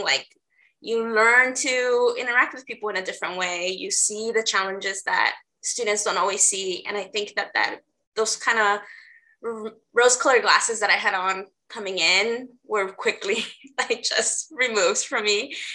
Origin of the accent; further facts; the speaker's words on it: Los Angeles, California, United States; moved away as an adult; now in Portland, United States; I'm originally from LA. So, I grew up in South LA.